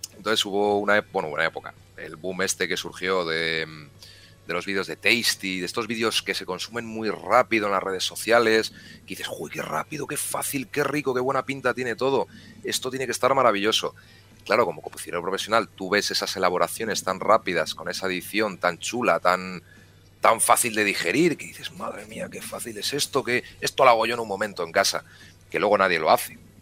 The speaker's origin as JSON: {"language": "Spanish", "town": "León", "region": "Castile and León", "country": "Spain", "said": "En mi tierra se come muy bien en casi todos los sitios, sobre todo en la zona de la montaña"}